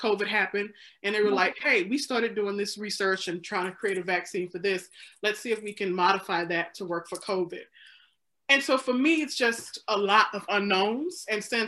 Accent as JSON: {"language": "English", "region": "Mississippi", "country": "United States", "tie": "born or raised there", "moved": "yes", "lives_now": "Illinois, United States", "said": "I'm from Mississippi"}